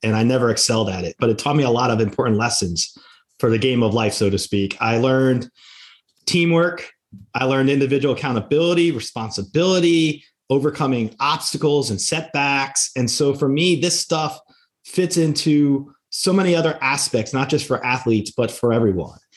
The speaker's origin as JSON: {"language": "English", "region": "New Jersey", "country": "United States", "tie": "born or raised there", "said": "my home state of New Jersey"}